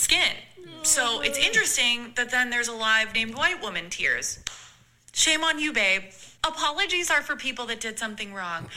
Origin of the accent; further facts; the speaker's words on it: Arkansas, United States; I'm from Arkansas. I went to University of Arkansas